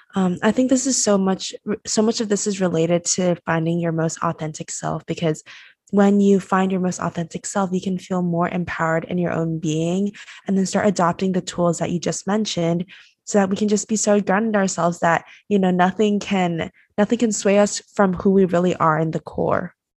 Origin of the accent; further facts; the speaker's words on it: Taiwan; moved away as an adult; I was born and raised in Taiwan, so I had to move across the world and come here.